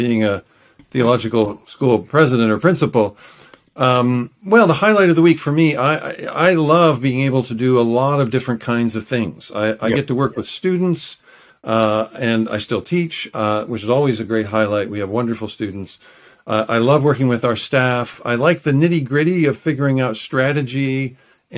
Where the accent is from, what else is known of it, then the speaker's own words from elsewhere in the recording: United States; moved away as an adult; now in Vancouver, Canada; I'm American originally